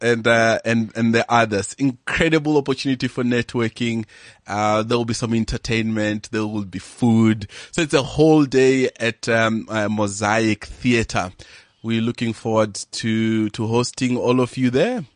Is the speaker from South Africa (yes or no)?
yes; Venda, Limpopo, South Africa; moved away; I'm from Venda up in Limpopo, and I grew up in a village there called Habegwa